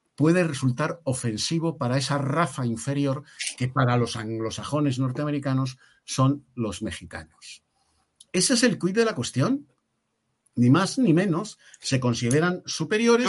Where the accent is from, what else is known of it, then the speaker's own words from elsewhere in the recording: Spain; Yo me siento como español orgullosísimo